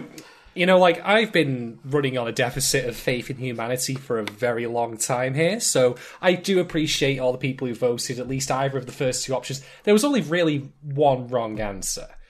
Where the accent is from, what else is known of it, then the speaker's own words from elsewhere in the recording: United Kingdom; accent: British; I'm in Britain. You know, in case you hadn't gathered that already from various clues, such as my accent